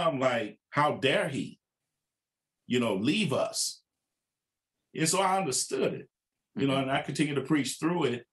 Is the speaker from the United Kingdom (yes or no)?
no; Waxahachie, Texas, United States; moved away as an adult; now in Kansas City, United States; Now I'm from Waxahachie. I'm pastoring in my hometown where I grew up